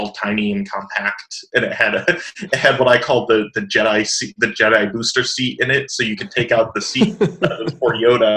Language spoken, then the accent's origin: English; South Florida, United States; also born or lived in Chicago, Illinois / Georgia; I was raised in South Florida